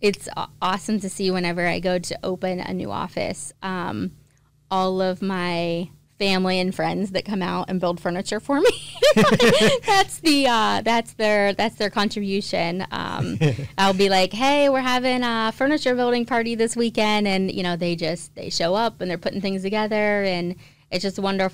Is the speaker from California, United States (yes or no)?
no; East Palestine, Ohio, United States; East Palestine is my hometown